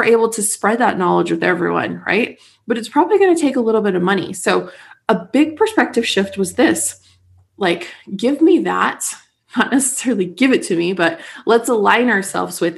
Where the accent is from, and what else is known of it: United States; now in St. George, United States